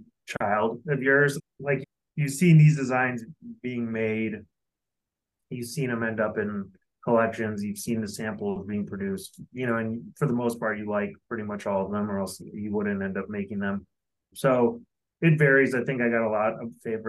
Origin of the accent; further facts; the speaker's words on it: Denver, Colorado, United States; moved away as an adult; also born or lived in Los Angeles, California; I'm originally from Denver, Colorado, and I spent over 20 years in Los Angeles